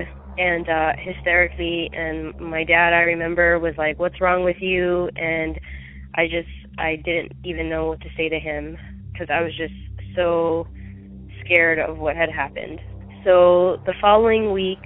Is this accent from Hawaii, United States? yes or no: yes; Maui, Hawaii, United States; I grew up in Maui, Hawaii